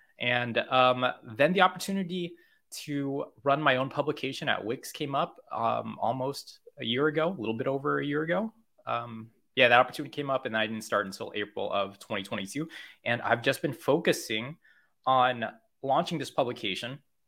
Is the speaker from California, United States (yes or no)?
yes; California, United States; also born or lived in Korea; I moved to America from Korea. I'm from America, but I'm from California, which is still America. But I grew up there and then I moved to Korea and I was a teacher there for a number of years.